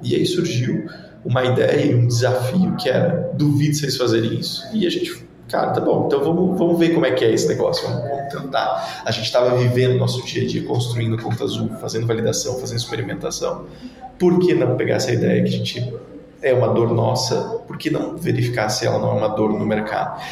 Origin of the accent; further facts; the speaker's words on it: Joinville, Santa Catarina, Brazil; also born or lived in Porto Alegre; sou nascido e criado em Joinville, Santa Catarina, norte do estado